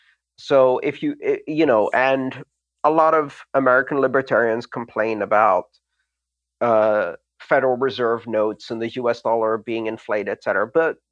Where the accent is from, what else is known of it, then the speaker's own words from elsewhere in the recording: Greece; English is a second language; Like when I grew up in Greece, that we always discussed those things at the dinner table with our parents